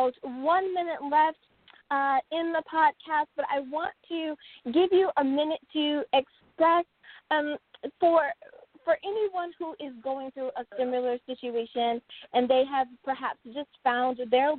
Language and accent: English; United States; my home country of the United States